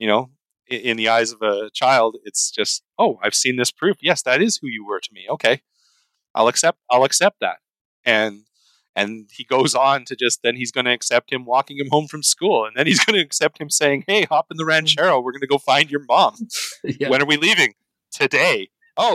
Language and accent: English; Canada; as a Canadian looking